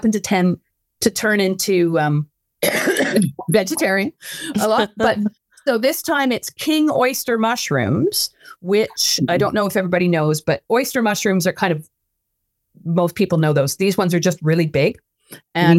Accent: Vancouver, British Columbia, Canada; now in New Brunswick, Canada; when I was growing up in Vancouver

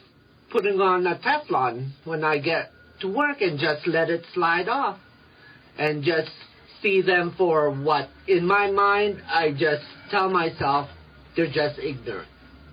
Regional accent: Philippines; Being Filipino, I get mistaken for other cultures.

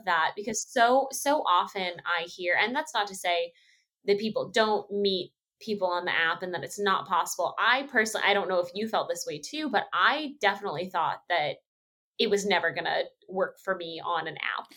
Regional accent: Texas, United States; moved away; being from Texas

